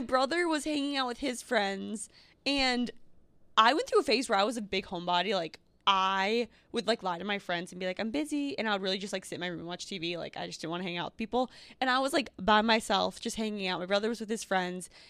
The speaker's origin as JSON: {"language": "English", "town": "Northfield", "region": "Minnesota", "country": "United States", "tie": "born or raised there", "moved": "yes", "said": "where I grew up. Northfield."}